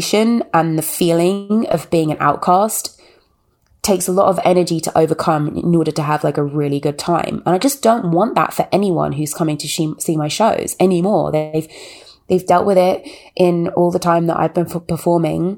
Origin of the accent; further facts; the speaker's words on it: United Kingdom; moved away as an adult; now in United States; as a black woman that grew up in a white town, as a British woman living in America